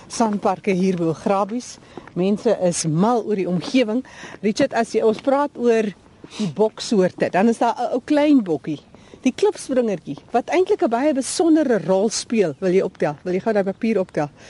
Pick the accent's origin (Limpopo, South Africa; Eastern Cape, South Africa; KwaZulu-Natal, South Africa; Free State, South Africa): Eastern Cape, South Africa; Tarkastad; Ons kom van Terke stad in die Oos-Kaap af.